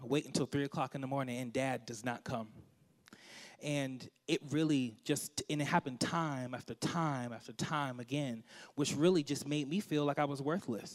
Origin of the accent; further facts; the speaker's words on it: Washington, District of Columbia, United States; I'm from Washington, D.C., the nation's capital. I love my hometown.